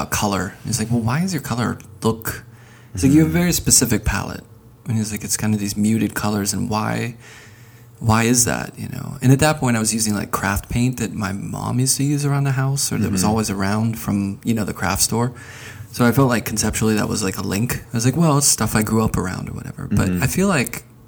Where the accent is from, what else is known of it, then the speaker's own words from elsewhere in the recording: Pittsburgh, Pennsylvania, United States; I grew up in Pittsburgh, which was gray